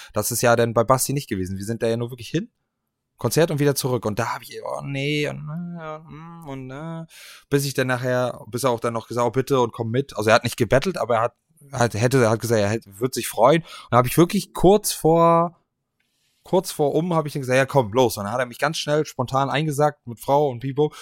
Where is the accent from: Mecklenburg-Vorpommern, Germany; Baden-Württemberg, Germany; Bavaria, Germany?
Mecklenburg-Vorpommern, Germany; Stralsund; meiner Heimatstadt